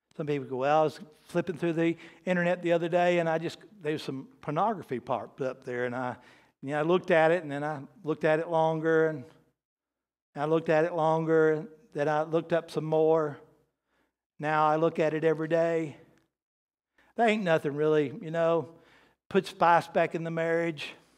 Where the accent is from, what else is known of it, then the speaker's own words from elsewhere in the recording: the South, United States; I'm from the South